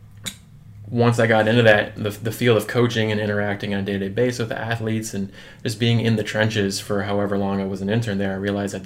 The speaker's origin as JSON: {"language": "English", "region": "Michigan", "country": "United States", "moved": "as an adult", "lives_now": "Milwaukee, United States", "said": "I'm originally coming from Michigan."}